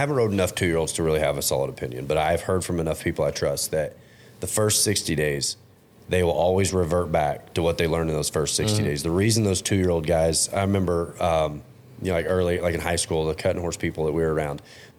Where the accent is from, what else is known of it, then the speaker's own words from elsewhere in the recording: Fort Worth, Texas, United States; moved away as an adult; also born or lived in Oregon; Growing up in Fort Worth and then the 10 years I spent in Oregon